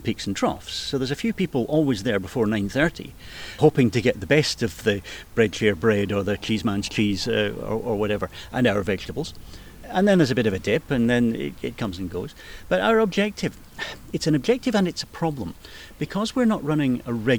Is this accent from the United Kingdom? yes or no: yes; Edinburgh, Scotland, United Kingdom; I was born and bred in Portobello. I've lived the majority of my life in Portobello